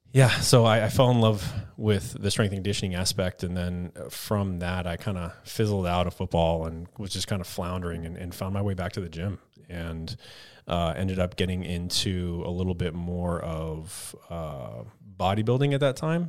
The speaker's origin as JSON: {"language": "English", "region": "Texas", "country": "United States", "tie": "born or raised there", "also_born_or_lived": "Colorado", "moved": "as an adult", "said": "I grew up in Texas"}